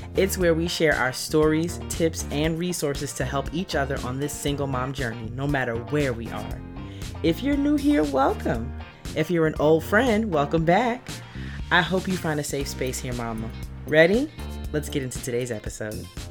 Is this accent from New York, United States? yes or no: yes; New York, United States; moved away; I'm from New York originally